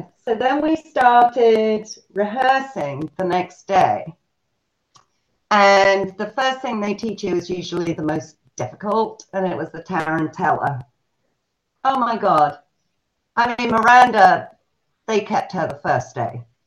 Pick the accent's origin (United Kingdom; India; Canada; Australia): United Kingdom; Selsey, South East England; now in United States; England, in a very, very small little fishing village called Selsey Bill. And um, that's where I grew up